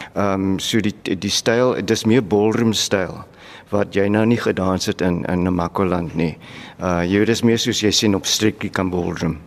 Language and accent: Afrikaans; Worcester, Western Cape, South Africa; Ek is van Hoeste